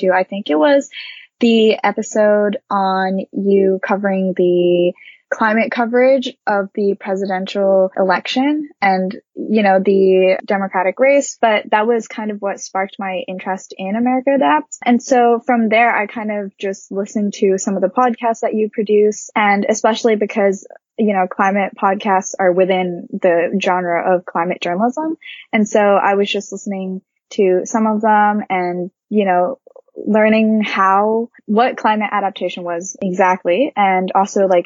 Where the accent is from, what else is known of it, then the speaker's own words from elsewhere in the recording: Japan; English is a second language; now in Boston, United States; So I'm originally from Japan. I'm Japanese, but I've lived in several different countries growing up because of my dad's job.